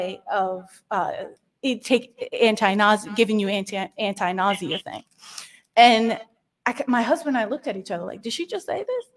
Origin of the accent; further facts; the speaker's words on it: Springfield, Massachusetts, United States; I was born in Springfield, Massachusetts. We go back about 4 or 5 generations in Western Massachusetts. I'm from this country.